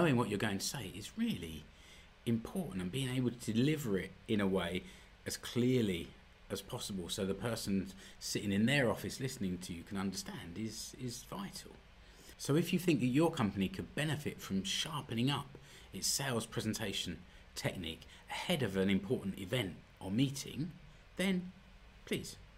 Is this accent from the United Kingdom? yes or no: yes; United Kingdom; moved away as an adult; now in Finland; I know I'm British